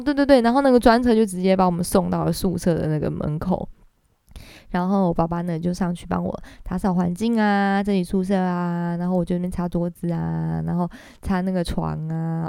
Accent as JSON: {"language": "Chinese", "region": "Kaohsiung", "country": "Taiwan", "tie": "born or raised there", "moved": "as an adult", "lives_now": "Taipei, Taiwan", "said": "我是高雄人嘛"}